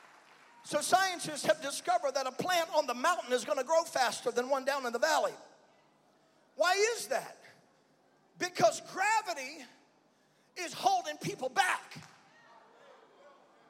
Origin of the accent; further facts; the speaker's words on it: Birmingham, Alabama, United States; I'm from Birmingham